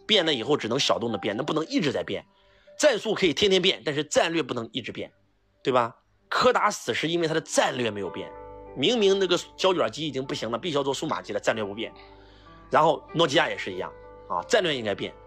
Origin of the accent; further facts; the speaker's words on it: Henan, China; 我们河南人被称为中原人士